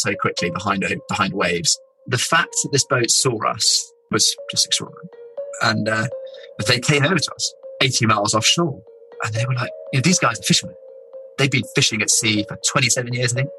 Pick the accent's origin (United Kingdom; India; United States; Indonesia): United Kingdom; England; we're England